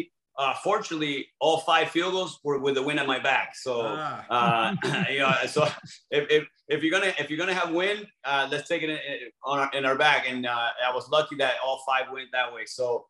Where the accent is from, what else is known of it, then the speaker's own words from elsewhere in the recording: LaBelle, Florida, United States; also born or lived in Buenos Aires, Argentina; I grew up in the Fort Myers area, LaBelle. So it was, for me, it was like coming home.